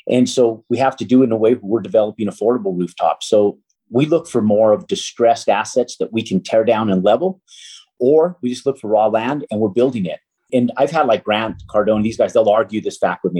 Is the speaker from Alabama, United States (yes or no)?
no; Albuquerque, New Mexico, United States; moved away as an adult; I'm from Albuquerque, New Mexico